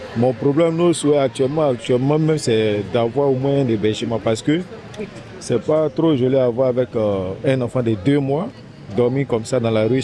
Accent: Côte d’Ivoire; moved away as an adult; now in Paris, France; Je suis ivoirien

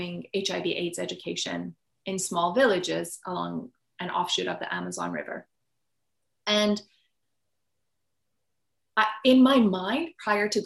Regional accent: Iran; moved away; I grew up in Iran.

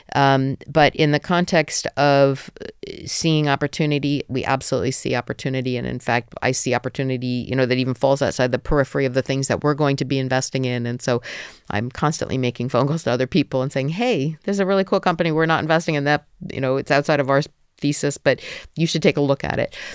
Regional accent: New Jersey, United States; moved away as an adult; also born or lived in Georgia; now in Ukraine; I come from New Jersey

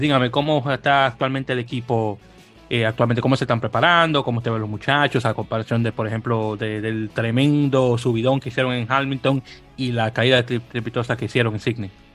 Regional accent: Dominican Republic; now in United States; yo soy de República Dominicana, aunque ya tengo 20 años viviendo, bueno, 21 años oficial, viviendo aquí en Estados Unidos.

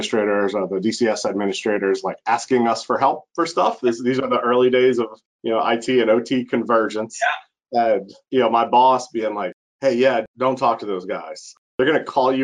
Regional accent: New Iberia, Louisiana, United States; I grew up in South Louisiana, born in a small town called New Iberia

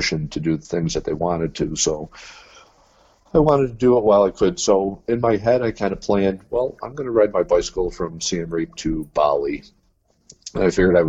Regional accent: Rochester, New York, United States; from my hometown, Rochester, New York, to Seattle

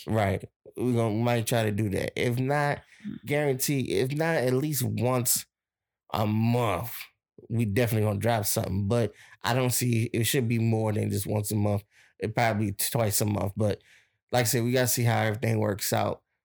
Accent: Plaquemines Parish, Louisiana, United States; my hometown

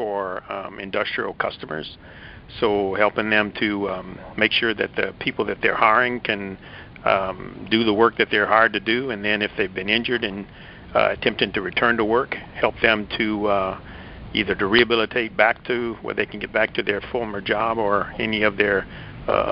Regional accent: South Louisiana, United States; moved away as an adult; I grew up in South Louisiana, so my wife and I decided to move back to Louisiana

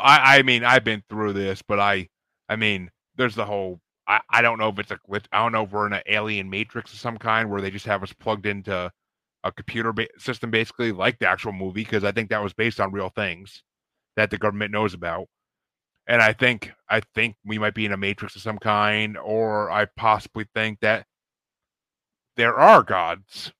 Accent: New York, United States; I'm from New York

